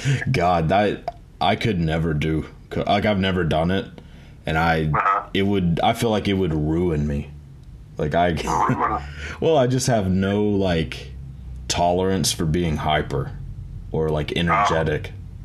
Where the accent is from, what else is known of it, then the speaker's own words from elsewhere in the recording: the South, United States; growing up in the South, it's pretty much like Jeff Foxworthy country here.